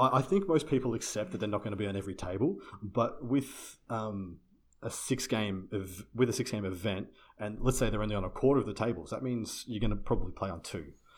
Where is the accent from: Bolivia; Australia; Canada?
Australia; I'm Australian